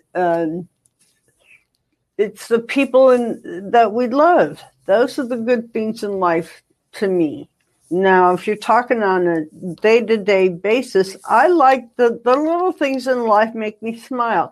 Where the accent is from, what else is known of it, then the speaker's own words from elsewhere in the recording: Ohio, United States; now in California, United States; I come from Ohio originally, 17 degrees below